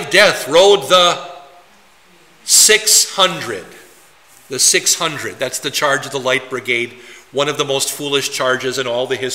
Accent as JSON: {"language": "English", "town": "Poynette", "region": "Wisconsin", "country": "United States", "tie": "born or raised there", "moved": "yes", "lives_now": "New Ulm, United States", "said": "Poinette to you occasionally, my hometown"}